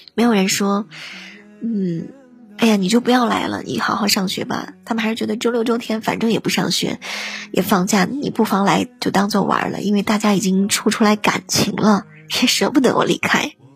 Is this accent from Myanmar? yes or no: no; northern China, China; 我是北方人